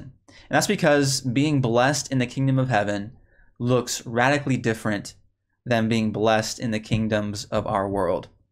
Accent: Chicago, Illinois, United States; now in Texas, United States; I grew up in the Chicago area.

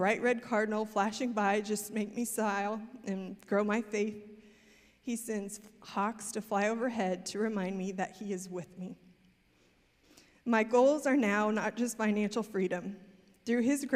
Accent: Missouri, United States; moved away as an adult; also born or lived in Amsterdam; now in Texas, United States; started our own business in my hometown in Missouri

